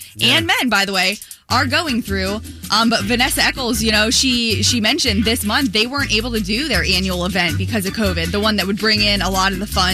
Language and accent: English; Florida, United States; growing up in Florida